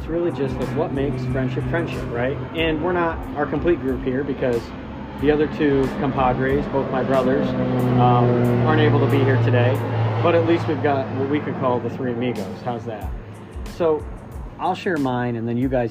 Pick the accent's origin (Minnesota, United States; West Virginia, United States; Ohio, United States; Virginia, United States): Ohio, United States; Midwest; now in Northeast, United States; because I live in the Northeast, I'm from the Midwest